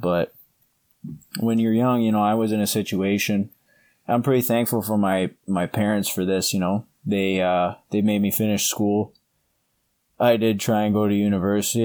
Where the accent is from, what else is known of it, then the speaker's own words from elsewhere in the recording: Canada; now in Ohio, United States; where I grew up in Canada is a lot like where I am now, like Midwestern Ohio